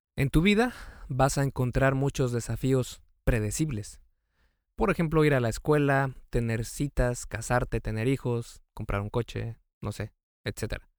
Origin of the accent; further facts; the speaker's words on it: Mexico; yo soy de México